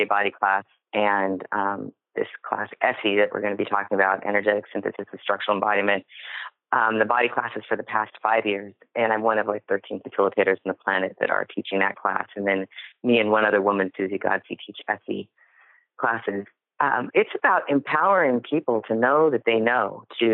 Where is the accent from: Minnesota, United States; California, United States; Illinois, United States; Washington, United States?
Washington, United States; Seattle; I was born in 1965 in Seattle, Washington. That's where it started. Right here